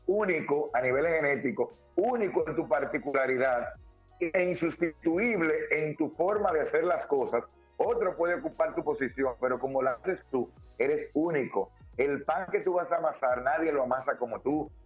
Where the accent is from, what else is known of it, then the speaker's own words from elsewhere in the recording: Dominican Republic; soy un dominicano que lucha todos los días